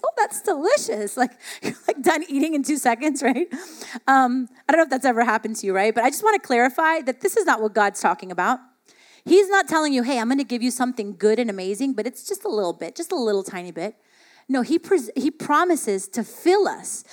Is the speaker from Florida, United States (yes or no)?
yes; South Florida, United States; I grew up in South Florida